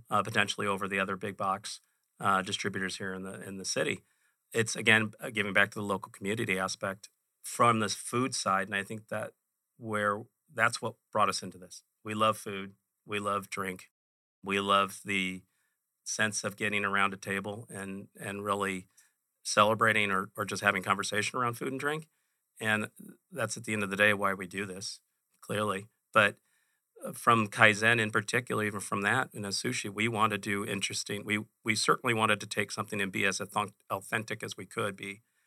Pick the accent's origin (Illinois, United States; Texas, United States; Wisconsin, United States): Illinois, United States; Chicago; now in Phoenix, United States; I grew up in Chicago.